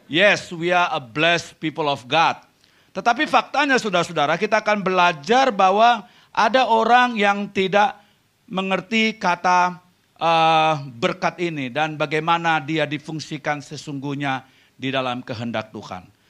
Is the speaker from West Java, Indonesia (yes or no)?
no; Jakarta, Indonesia; now in Vancouver, Canada; Saya dari Jakarta tetapi kami baru tinggal di Vancouver, Kanada selama dua tahun ini.